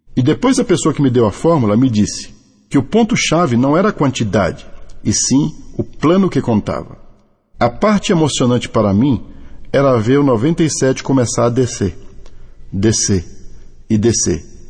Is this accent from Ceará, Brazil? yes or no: no; Salvador, Bahia, Brazil; also born or lived in Israel; now in Campina Grande, Brazil; sou nascido em Salvador, Bahia, residindo hoje em Campina Grande, na Paraíba